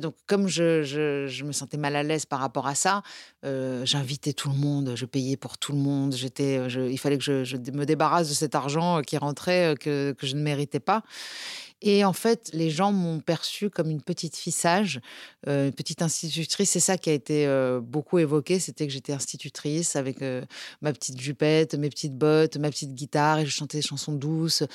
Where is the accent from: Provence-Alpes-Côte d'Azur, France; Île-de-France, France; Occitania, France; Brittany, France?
Provence-Alpes-Côte d'Azur, France; Nice; on est niçois